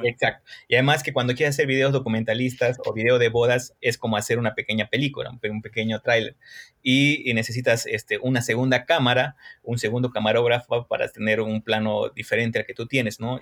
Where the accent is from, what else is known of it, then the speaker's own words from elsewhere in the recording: Cochabamba, Bolivia; also born or lived in Brazil; en mi país no hay escuelas que te enseñen fotografía